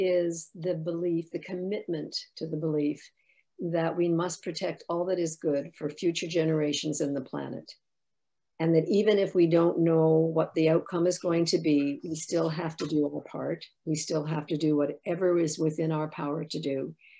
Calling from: Ottawa, Ontario, Canada; I come to you from Ottawa, the unceded territory of the Algonquin and Anishinaabe people.

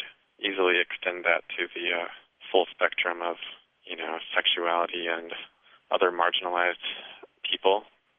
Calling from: Chicago, Illinois, United States; I'm calling from Humboldt Park in Chicago.

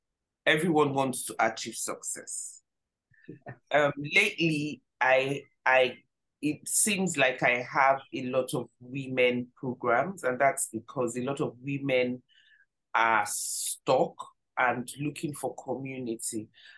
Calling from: Nigeria; And I'm joining you from Nigeria.

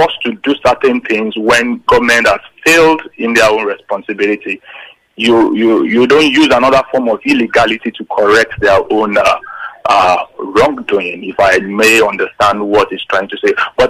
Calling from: Lagos, Nigeria; I'm calling from Lagos, Magodo.

